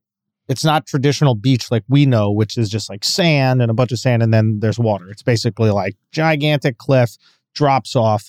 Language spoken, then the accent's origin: English; New York City, New York, United States; And I grew up in Manhattan, right?